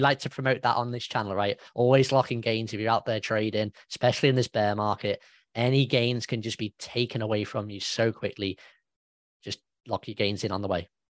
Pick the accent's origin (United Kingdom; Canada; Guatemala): United Kingdom; I'm a British guy